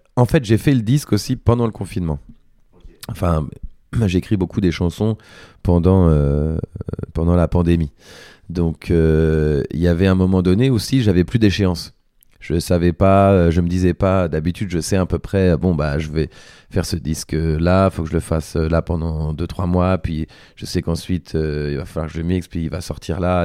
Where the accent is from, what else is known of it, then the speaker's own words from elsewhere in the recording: Paris, Île-de-France, France; je suis né à Paris